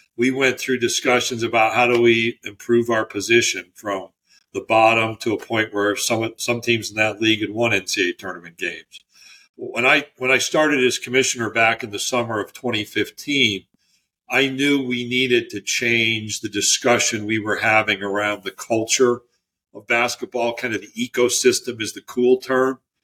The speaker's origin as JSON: {"language": "English", "area": "near Auburn", "region": "New York", "country": "United States", "tie": "born or raised there", "also_born_or_lived": "Utica, New York / Natchitoches, Louisiana", "moved": "as an adult", "lives_now": "Birmingham, United States", "said": "where I was born and raised near Auburn, New York"}